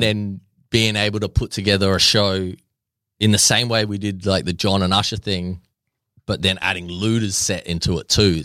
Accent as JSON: {"language": "English", "country": "Australia", "said": "I'm Australian"}